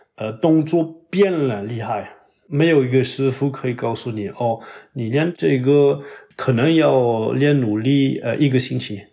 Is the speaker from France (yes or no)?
yes; Toulouse, Occitania, France; Chinese is a second language; now in Paris, France; 我在我的老家就是toulouse， 法国南部